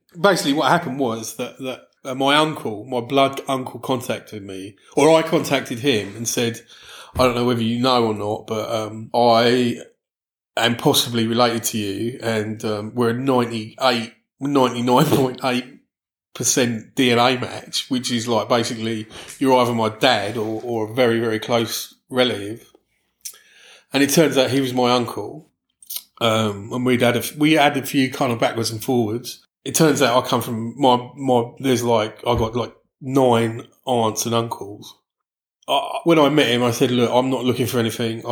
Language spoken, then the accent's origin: English; London, United Kingdom; also born or lived in California / Switzerland / Dallas; now in Brighton, United Kingdom; I grew up in London.